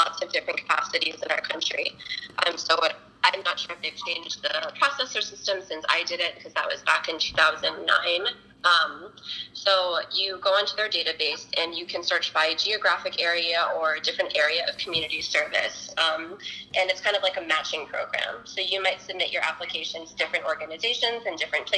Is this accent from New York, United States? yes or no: no; Washington, District of Columbia, United States; also born or lived in South Korea / St. Louis; I was born in South Korea and was raised in Washington, D.C.